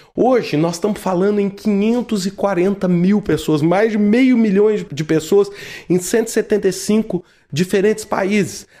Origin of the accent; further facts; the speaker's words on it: Brazil; Eu, como brasileiro